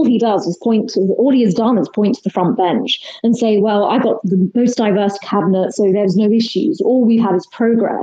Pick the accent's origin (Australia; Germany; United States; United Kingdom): United Kingdom; I'm Indian. My parents are from Kenya, India. I was born and brought up here.